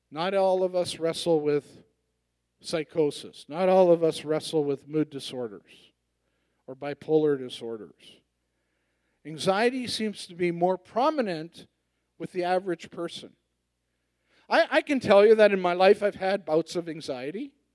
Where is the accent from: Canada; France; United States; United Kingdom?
Canada; Edmonton, Alberta; I'm from Edmonton